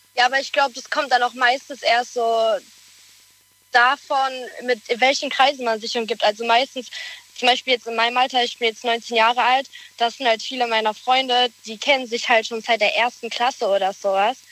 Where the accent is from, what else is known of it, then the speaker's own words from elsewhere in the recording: Speyer, Rhineland-Palatinate, Germany; Aus Speyer.